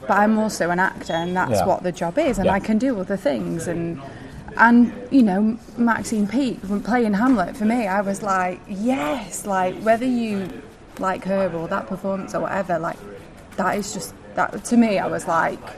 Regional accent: United Kingdom; also born or lived in New York; I'm also from the north. I don't know if you can tell my accent.

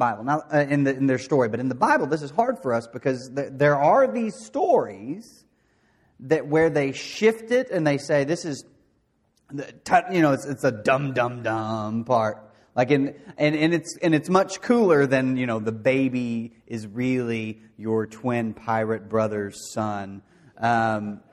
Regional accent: De Queen, Arkansas, United States; I grew up in Dequeen, Arkansas, doing things that you do in Dequeen, Arkansas.

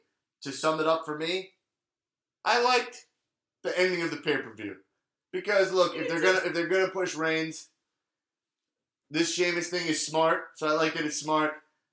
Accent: Staines, South East England, United Kingdom; I grew up in Staines, England.

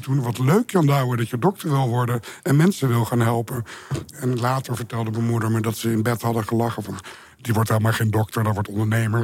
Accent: Beetsterzwaag, Friesland, Netherlands; moved away; also born or lived in Rotterdam / Amsterdam; dorp eh, waar ik ben opgegroeid, Beterswaag in Friesland.

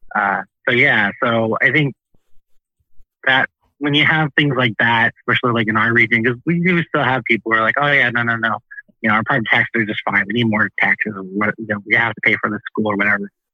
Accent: Peoria, Illinois, United States; moved away as an adult; originally, I am from Peoria, Illinois.

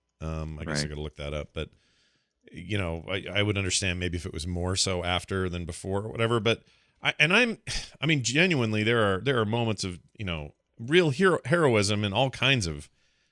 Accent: United States; I'm an American

